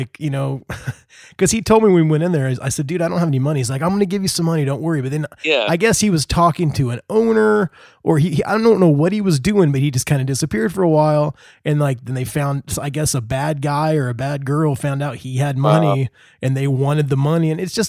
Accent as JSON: {"language": "English", "region": "Indiana", "country": "United States", "said": "I'm from Indiana, man."}